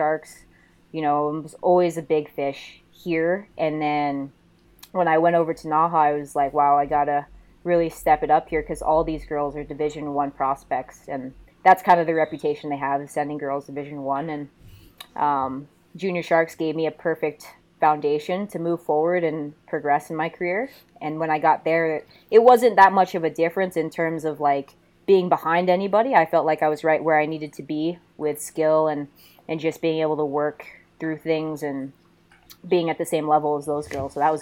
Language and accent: English; San Jose, California, United States; also born or lived in Stowe, Vermont; I grew up in San Jose, born and raised